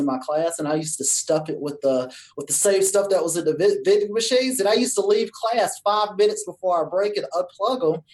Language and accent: English; Cleveland, Georgia, United States; I'm from Georgia. I'm from a little tiny town called Cleveland, Georgia